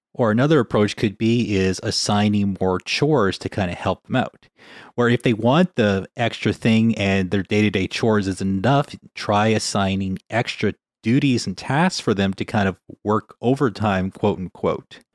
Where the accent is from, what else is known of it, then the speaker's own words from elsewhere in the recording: Winnipeg, Manitoba, Canada; now in British Columbia, Canada; growing up in Winnipeg